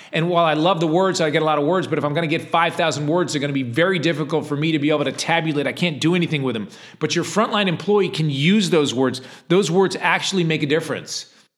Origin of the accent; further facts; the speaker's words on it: Ledyard, Connecticut, United States; I lived in a small town in Connecticut, uh, called Ledyard, Connecticut